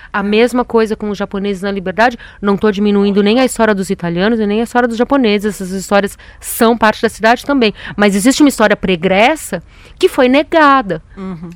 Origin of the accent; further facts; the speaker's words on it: São Paulo, Brazil; eu sou paulistana, eu sou daqui, eu sou filha de uma família que já é paulistana, sei lá, quatro gerações